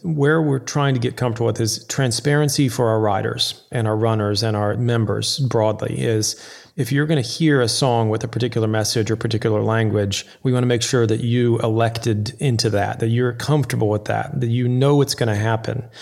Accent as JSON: {"language": "English", "region": "Florida", "country": "United States", "tie": "born or raised there", "also_born_or_lived": "Houston, Texas / Waco, Texas / Georgia", "moved": "as an adult", "lives_now": "New York City, United States", "said": "I grew up in Texas and in Florida. I went to high school in the Florida Keys, and then I worked in Waco, Texas, and I, I was born in Houston"}